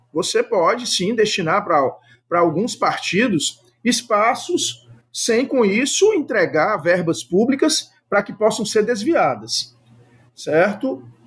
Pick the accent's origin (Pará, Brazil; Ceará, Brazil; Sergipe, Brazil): Ceará, Brazil; eu sou do Ceará